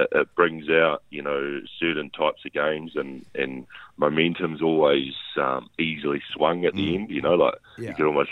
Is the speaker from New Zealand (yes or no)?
yes; Waipukurau, Hawke's Bay, New Zealand; now in Wellington, New Zealand; I grew up in Waipuka